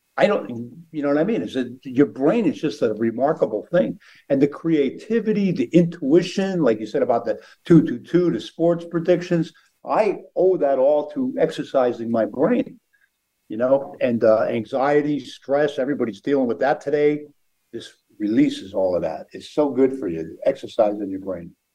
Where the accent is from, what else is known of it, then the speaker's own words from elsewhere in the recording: outside of Philadelphia, Pennsylvania, United States; growing up outside of Philadelphia